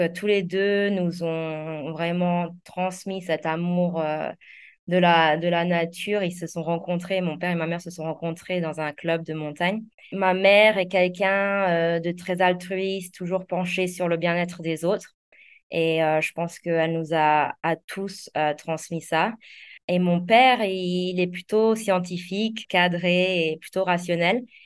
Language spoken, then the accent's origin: French; Alsace, Grand Est, France; moved away as an adult; also born or lived in London; now in Zanzibar, Tanzania; je suis née et j'ai grandi en Alsace, euh, dans un petit village